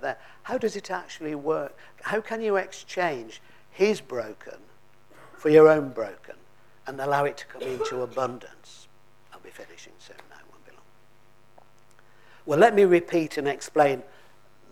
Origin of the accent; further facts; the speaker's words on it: Lancashire, North West England, United Kingdom; I come from Lancashire